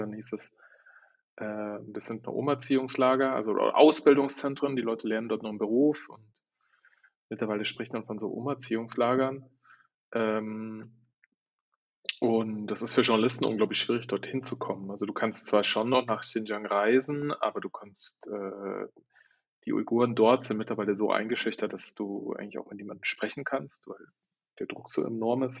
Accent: Germany; moved away as an adult; also born or lived in Shanghai, China / Istanbul, Turkey; das hat mich so eigentlich wieder in die Heimat gespült

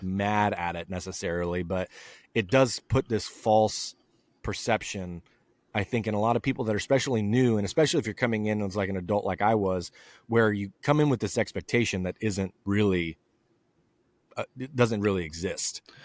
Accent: southern Idaho, United States; my hometown in southern Idaho.

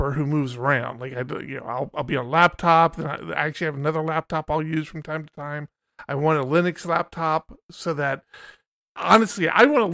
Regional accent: Maryland, United States; moved away; I'm originally from Maryland, hence why I'm an Orioles fan.

